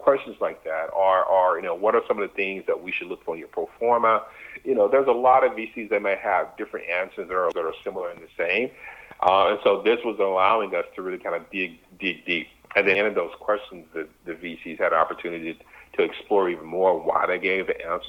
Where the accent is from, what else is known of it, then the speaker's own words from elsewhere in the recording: Dallas, Texas, United States; moved away; I grew up in Texas. I grew up in Dallas, far from Silicon Valley